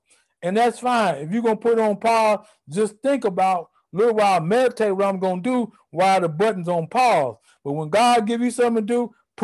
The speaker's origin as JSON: {"language": "English", "country": "United States", "said": "as an American pastor"}